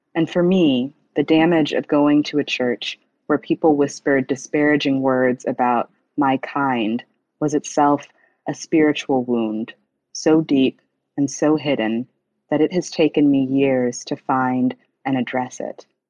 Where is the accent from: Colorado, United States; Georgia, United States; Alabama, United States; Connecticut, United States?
Alabama, United States; Huntsville; I grew up quite similarly to Gifty in the Pentecostal church um, in Alabama